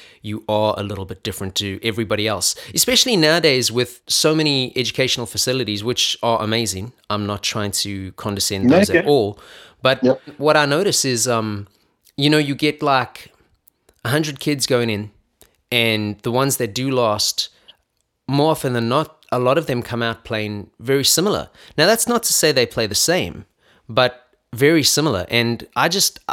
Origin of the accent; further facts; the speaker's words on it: Johannesburg, Gauteng, South Africa; now in United States; I grew up in Johannesburg, South Africa